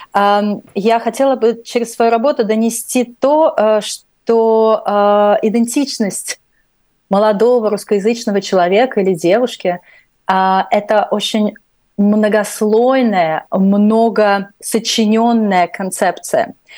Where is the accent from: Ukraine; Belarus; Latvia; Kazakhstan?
Latvia; first language Russian; moved away as an adult; Я русскоязычная из Латвии